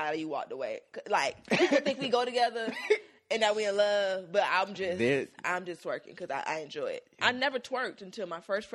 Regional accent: Miami, Florida, United States; I'm from Miami.

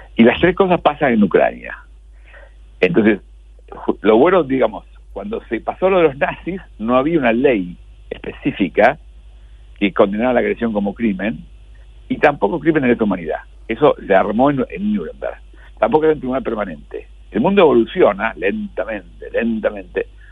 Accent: Argentina; somos los argentinos

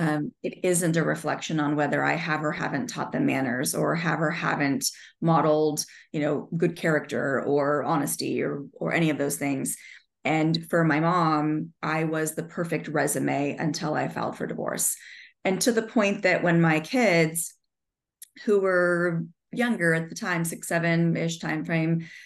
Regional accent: Southern California, United States; I grew up in Southern California

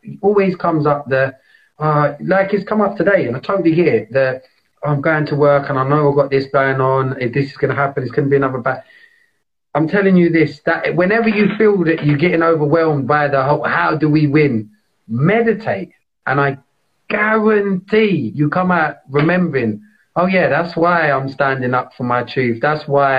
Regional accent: London, United Kingdom; I grew up in East London. I love East London

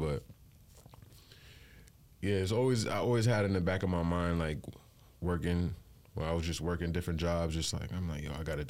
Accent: Long Island, New York, United States; I'm from Long Island, centralized of Long Island.

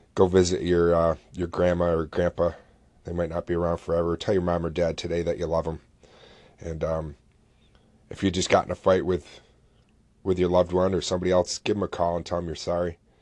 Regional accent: Oswego, New York, United States; SUNY Oswego, which is a college here in my hometown

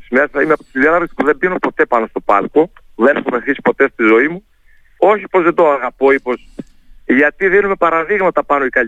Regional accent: Heraklion, Crete, Greece; πάντα είναι ο τόπο μου. Το Ηράκλειο και η Κρήτη

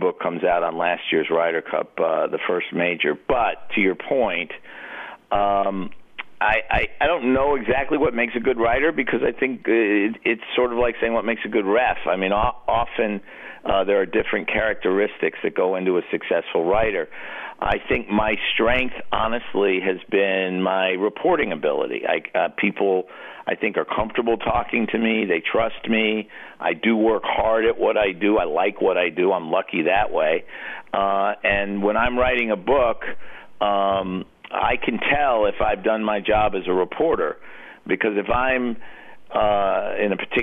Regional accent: New York City, New York, United States; growing up in New York City

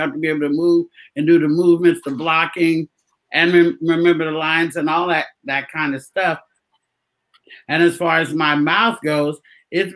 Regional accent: Oakland, California, United States; moved away; I'm from Oakland

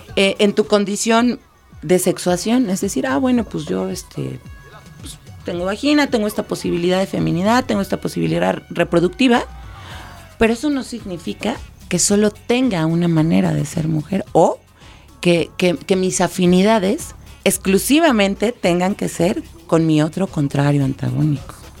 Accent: Mexico City, Mexico; soy citadina, soy de esta ciudad monstruo

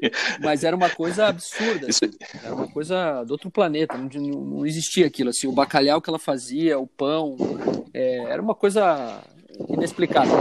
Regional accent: Alagoas, Brazil; eu sou, sou de Alagoas

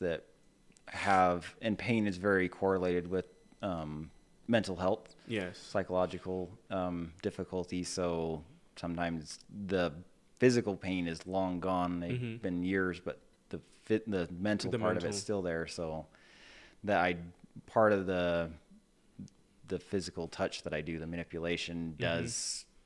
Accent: central Utah, United States; So I'm actually originally from Utah. So okay. I grew up in central Utah

